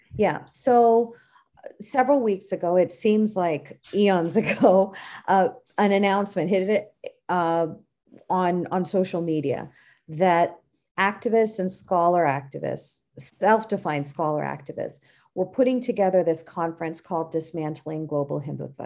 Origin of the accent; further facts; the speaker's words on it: San Francisco Bay Area, California, United States; I was born and raised in California